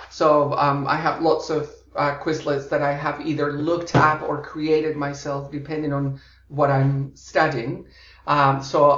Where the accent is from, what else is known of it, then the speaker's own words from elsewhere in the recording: Florida, United States; moved away as an adult; also born or lived in Colombia; I was born in Colombia, in South America, and oh, grew wow. up in uh, the US and Florida and have mm-hmm. lived uh, more than half my life abroad uh, in eight different countries